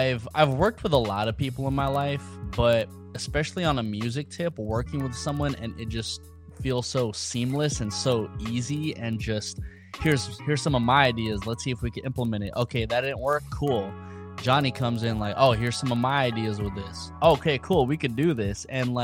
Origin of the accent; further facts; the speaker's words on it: Daly City, California, United States; moved away as an adult; now in Los Angeles, United States; growing up in San Francisco, Daly City area, there was just so many Filipinos around me.